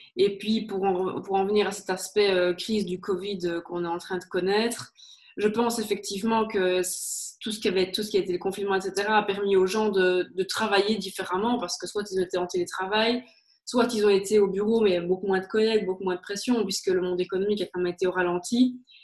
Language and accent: French; Liège, Wallonia, Belgium; accent: Liège; d'où je viens, je suis liégeoise, comme ça s'entend très très certainement.